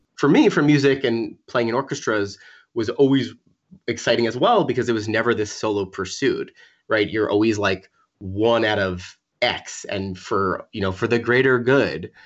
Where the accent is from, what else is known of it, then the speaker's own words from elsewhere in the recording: Long Island, New York, United States; also born or lived in Wassaic, Dutchess County, New York / Providence, Rhode Island; I grew up in Long Island, like an hour and a half from the city